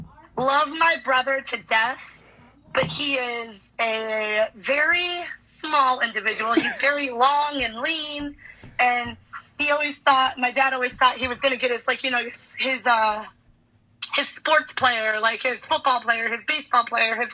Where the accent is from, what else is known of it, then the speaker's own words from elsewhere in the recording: Westfield, Massachusetts, United States; I'm from Westfield, Mass